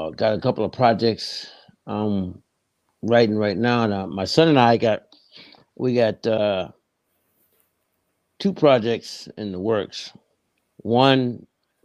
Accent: New York City, New York, United States; also born or lived in Harlem, New York; I'm from the Bronx, New York, grew up in the Bronx. I was born in Harlem, left Harlem to go to the Bronx, probably, I think it was around 6 or so

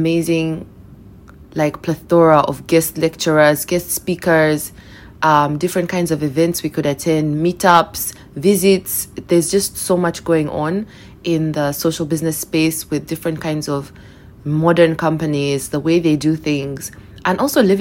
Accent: Uganda; moved away as an adult; also born or lived in England; I moved back to Uganda from England, where I'd done my undergrad

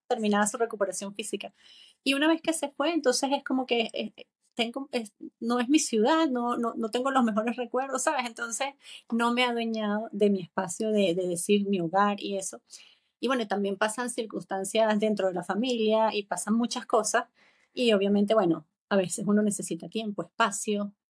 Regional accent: Venezuela; moved away as an adult; also born or lived in Chicago, United States; now in Madrid, Spain; Yo voy a regresar a Venezuela pronto

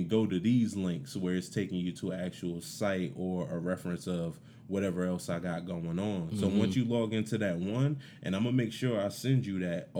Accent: Roselle, New Jersey, United States; moved away; also born or lived in Mount Olive, New Jersey; I'm from Roselle, New Jersey.

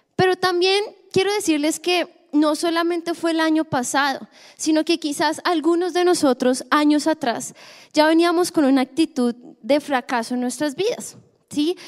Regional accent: Colombia; como buen colombiano

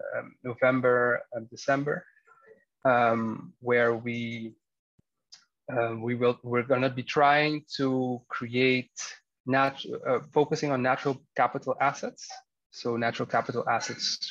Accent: Curaçao; me growing up in Curacao

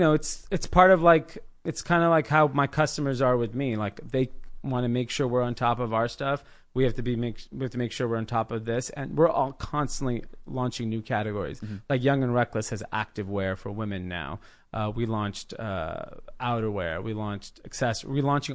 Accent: India; I'm not opposed to that. I'm from India. Like, you know, we know what that's like.

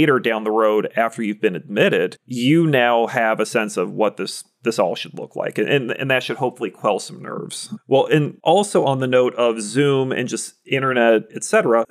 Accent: Vermont, United States; moved away; I went to high school off Route 7

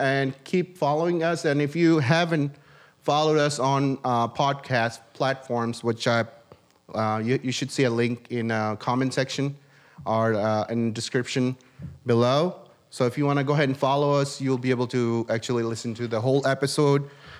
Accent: California, United States; They do? Okay. Maybe it's because I'm from California.

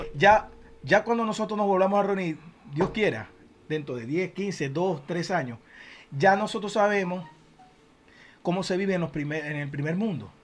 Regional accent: Zulia, Venezuela; now in United States; a mi Zulia lo quiero

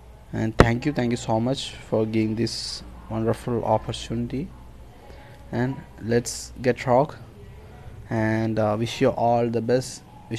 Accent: Kerala, India; I am from India, the south part of India. The state is Kerala.

